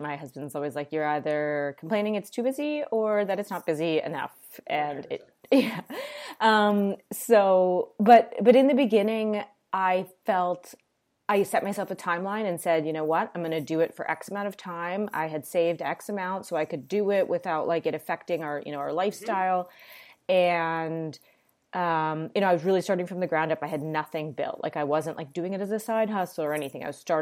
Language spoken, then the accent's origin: English; Toronto, Ontario, Canada; moved away; also born or lived in New York; I'm Canadian, I'm from Toronto.